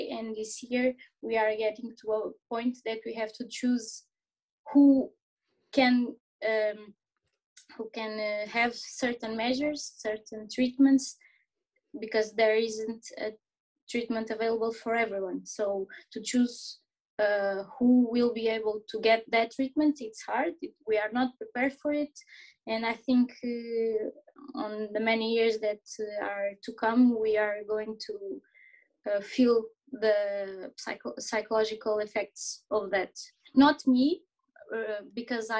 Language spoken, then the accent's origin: English; Portalegre, Alentejo, Portugal; moved away as an adult; also born or lived in Porto, Portugal; now in Lisbon, Portugal; I grew up in Porto Alegre, in Portugal, a very small town in the Alentejo